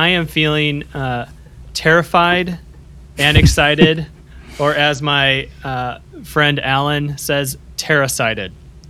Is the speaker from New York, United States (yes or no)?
no; Upland, Indiana, United States; I am recording this episode from my hometown, the booming metropolis of Upland, Indiana. This is located north of Indianapolis